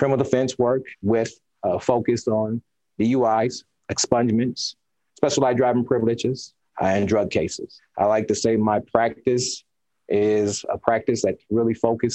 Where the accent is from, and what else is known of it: Fort Wayne, Indiana, United States; born or raised there; moved away as an adult; also born or lived in California / Arkansas; now in Indianapolis, United States